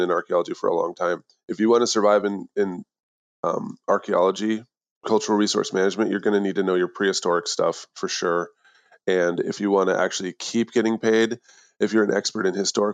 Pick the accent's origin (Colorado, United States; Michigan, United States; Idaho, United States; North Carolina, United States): Idaho, United States; I'm from Idaho